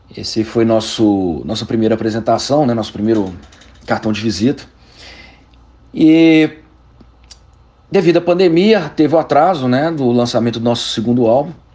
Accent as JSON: {"language": "Portuguese", "town": "Belo Horizonte", "region": "Minas Gerais", "country": "Brazil", "said": "nós somos de Belo Horizonte"}